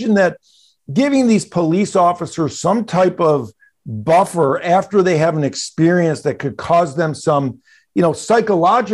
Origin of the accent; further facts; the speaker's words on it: Detroit, Michigan, United States; also born or lived in New York / South Florida / Phoenix; now in San Francisco, United States; I was born and raised in Detroit